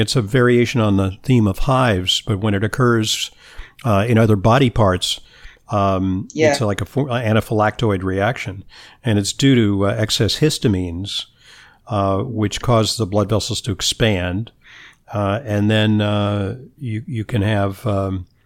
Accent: Southern California, United States; I grew up in Southern California

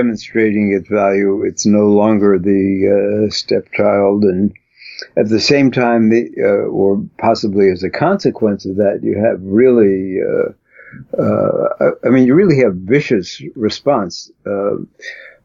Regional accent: New York City, New York, United States; I come from Brooklyn

